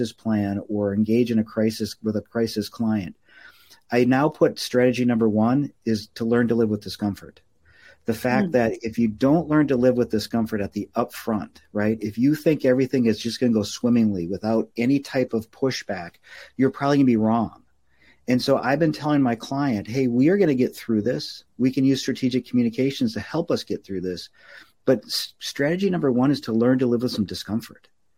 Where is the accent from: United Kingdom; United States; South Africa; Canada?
United States; Minneapolis, Minnesota; I grew up in Minneapolis